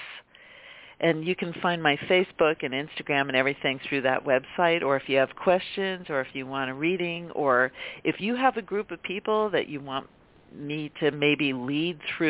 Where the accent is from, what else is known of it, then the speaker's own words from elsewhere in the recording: Pennsylvania, United States; I'm from Pennsylvania